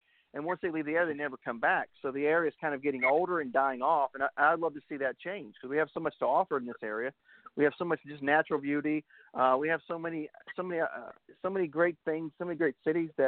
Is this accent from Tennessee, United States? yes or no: yes; Kingsport, Tennessee, United States; Kingsport, which is my hometown